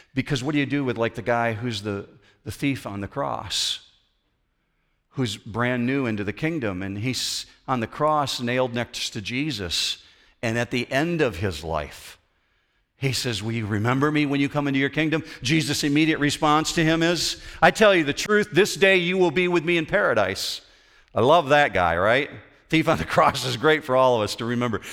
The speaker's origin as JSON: {"language": "English", "region": "Western Michigan", "country": "United States", "tie": "born or raised there", "said": "we grew up in Western Michigan"}